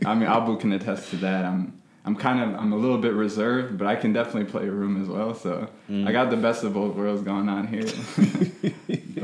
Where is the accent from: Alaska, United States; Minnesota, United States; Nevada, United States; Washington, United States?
Minnesota, United States; also born or lived in Ethiopia; I was born in Ethiopia. I came to Minnesota at a young age. Tender age of 3. I was raised here in Minnesota.